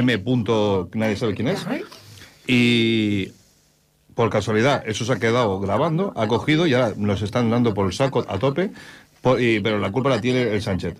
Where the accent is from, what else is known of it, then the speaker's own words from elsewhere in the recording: Spain; nosotros como españoles